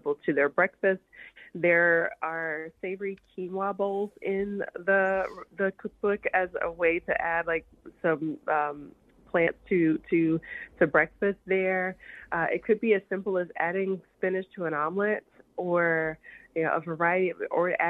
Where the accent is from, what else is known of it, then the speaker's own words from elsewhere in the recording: the South, United States; moved away; I'm from the South and my family, typically we eat, every time I go home, I always have collard greens